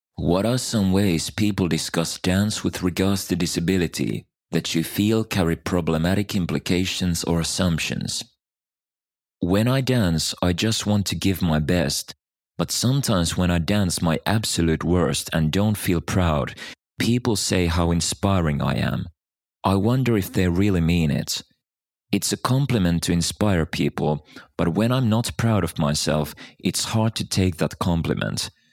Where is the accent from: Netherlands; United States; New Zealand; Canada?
Netherlands; born or raised there